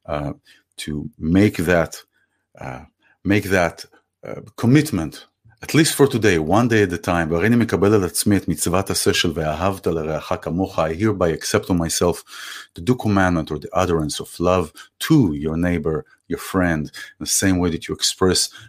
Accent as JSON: {"language": "English", "country": "Israel", "said": "we're also connected through the language, through the place of where we come from, Israel"}